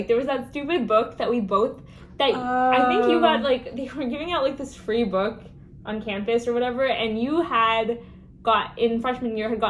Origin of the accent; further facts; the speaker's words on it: Washington, United States; also born or lived in Colorado / California; I was born in Colorado, but we moved to California for 2 years and then we moved to Washington, but I like came to Washington when I was in first grade.